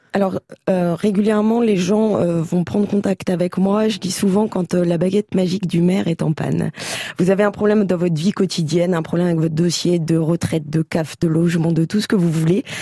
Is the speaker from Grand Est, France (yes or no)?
yes; Châlons-en-Champagne, Grand Est, France; je suis née à Chalon et que je suis une grande amoureuse de ma ville